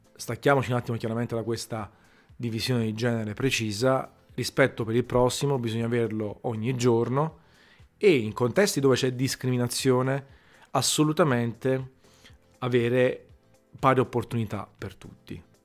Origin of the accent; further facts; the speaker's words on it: Naples, Campania, Italy; sono napoletano e io, mica, penso che tutti, siccome sono napoletano, è orgoglioso di esserlo, adoro la mia città